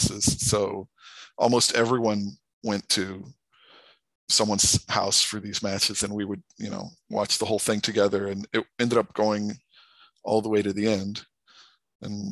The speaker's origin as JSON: {"language": "English", "country": "Brazil", "tie": "born or raised there", "also_born_or_lived": "United States", "moved": "as an adult", "said": "I grew up in Brazil, but I went to college in the U.S."}